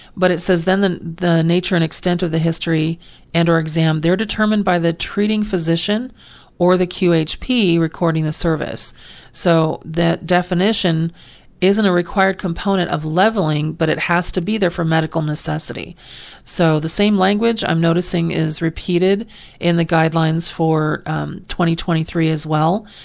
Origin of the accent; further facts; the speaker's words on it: California, United States; also born or lived in Pennsylvania; I've lived in California my entire life except for three months when I was born in Pennsylvania, but so I consider myself a native Californian